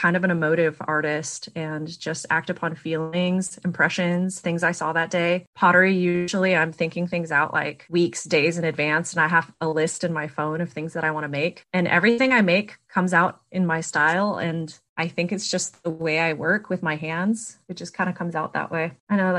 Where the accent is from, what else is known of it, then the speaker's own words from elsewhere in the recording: McAllen, Texas, United States; now in Knoxville, United States; owner and artist and maker of Blanket Fort Studios. I'm from McAllen, Texas, but I currently live in Knoxville, Tennessee, and it's where I plan to stay.